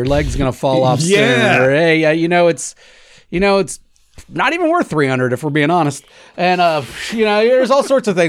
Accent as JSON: {"language": "English", "country": "Australia", "said": "I'm Australian. That's just what we do."}